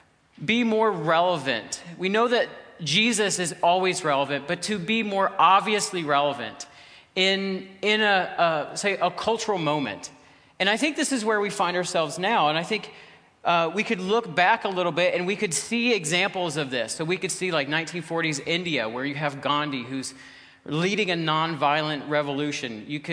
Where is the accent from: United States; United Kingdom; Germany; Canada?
Canada; Ontario; We're …, my wife is with me, and we're from Ontario. We live in Ontario, actually.